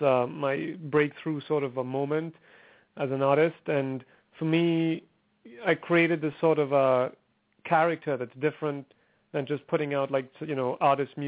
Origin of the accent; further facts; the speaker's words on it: Trinidad & Tobago; originally I'm from Trinidad and Tobago. It's a small island in the Caribbean